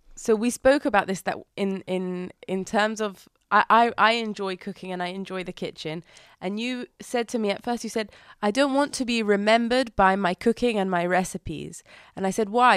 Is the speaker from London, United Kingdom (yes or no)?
yes; London, United Kingdom; now in Herzliya, Israel; growing up in London and then moving here